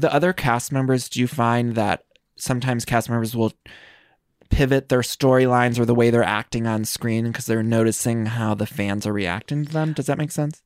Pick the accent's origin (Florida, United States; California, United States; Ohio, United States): Ohio, United States; Northeast; moved away as an adult; also born or lived in Chicago; I'm from Northeast Ohio, and then, uh, I moved to Chi-, Chicago, and then I moved here